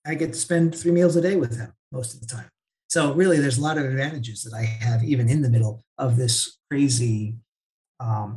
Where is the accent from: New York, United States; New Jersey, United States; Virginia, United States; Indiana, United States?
New Jersey, United States; moved away as an adult; now in Lebanon; I grew up in New Jersey